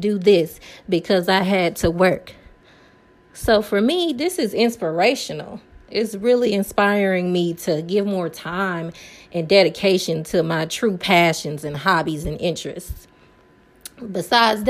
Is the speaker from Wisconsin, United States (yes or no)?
yes; Milwaukee, Wisconsin, United States; I live in Milwaukee, Wisconsin